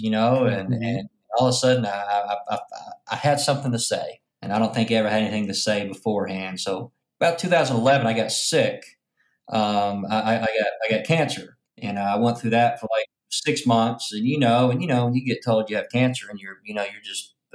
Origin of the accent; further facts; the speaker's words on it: Arkansas, United States; now in Memphis, United States; So I'm from Pompa, Arkansas